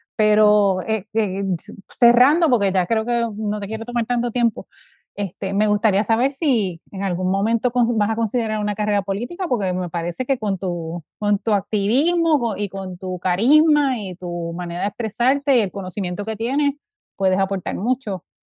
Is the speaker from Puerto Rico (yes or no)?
yes; Puerto Rico; moved away; cuando me fui de Puerto Rico